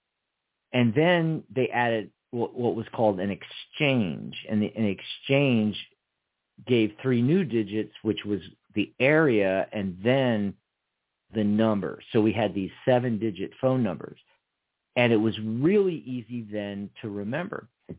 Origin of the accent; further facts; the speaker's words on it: Montgomeryville, Pennsylvania, United States; also born or lived in Philadelphia; I mostly grew up north of Philly, about 45 minutes north up the Reading Railroad to Montgomeryville, Montgomery County, Horsham.